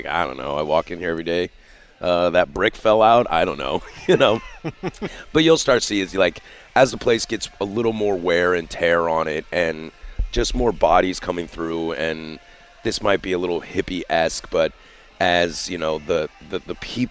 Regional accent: Vancouver, Washington, United States; I grew up in Vancouver

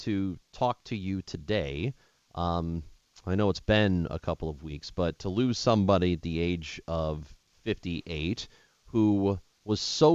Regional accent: across the river from St. Louis, Southern Illinois, United States; moved away as an adult; also born or lived in Normal, Illinois; now in Chicago, United States; I grew up in St. Louis, Southern Illinois, right across the river from St. Louis

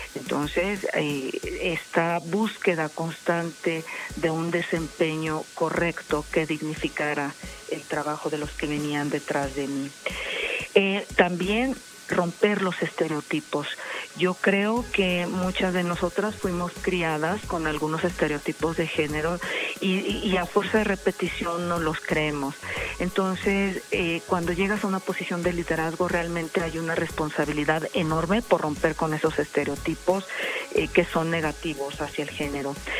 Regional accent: Mexico; representar a mi país

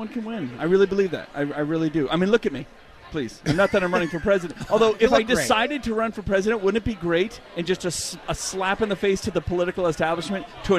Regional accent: New Hampshire, United States; I'm like the only guy here wearing shorts because I'm a guy from New Hampshire.

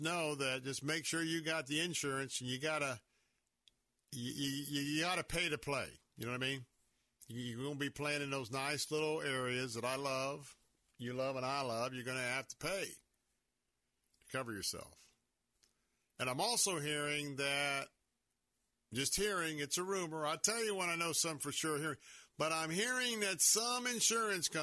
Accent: Tampa, Florida, United States; I was born and raised here in Tampa.

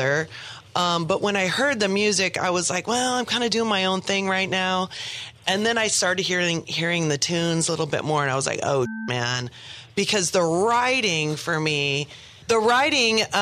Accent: San Diego, California, United States; also born or lived in Los Angeles; born and raised in San Diego

